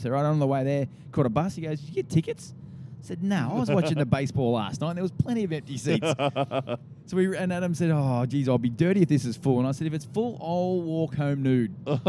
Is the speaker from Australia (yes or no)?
yes; Australia; where are you from? And I said, Australia